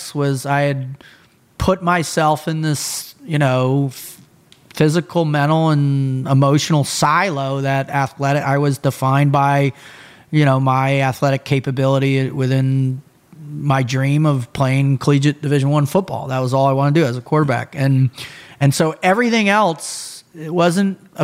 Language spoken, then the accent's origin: English; Boca Raton, Florida, United States; I was born in 72. We moved to Boca in 73. My dad set up a law firm, law practice there, built it up, and I grew up in this just amazing, incredible, you know, Boca was a small, sleepy beach town